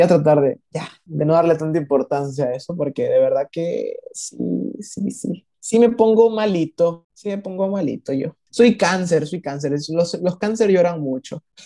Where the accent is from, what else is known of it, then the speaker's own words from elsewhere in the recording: Ecuador; yo no soy de México, yo soy de Ecuador